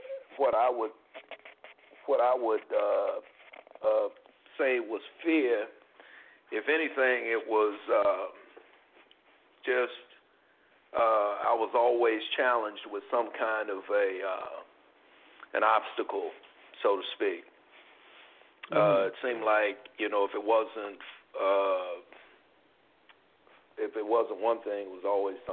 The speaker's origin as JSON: {"language": "English", "region": "New York", "country": "United States", "tie": "born or raised there", "also_born_or_lived": "North Carolina", "said": "I'm originally from the South, from North Carolina, but I grew up in New York"}